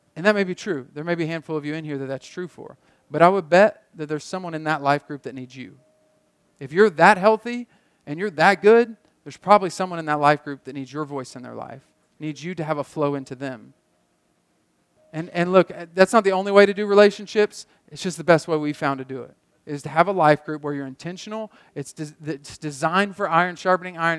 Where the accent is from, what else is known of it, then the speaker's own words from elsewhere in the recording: Muskogee, Oklahoma, United States; moved away as an adult; I love my hometown. I love this town